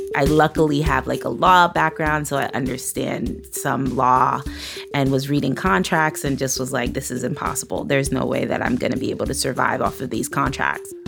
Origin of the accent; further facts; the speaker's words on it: New York City, New York, United States; I grew up in Flatbush, Brooklyn, which is like a Caribbean, West Indian, Latin community